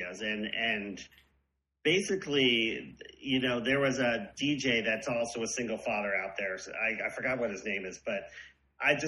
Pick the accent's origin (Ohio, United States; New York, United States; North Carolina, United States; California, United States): New York, United States; Long Island; I grew up right in on Long Island, right outside of Queens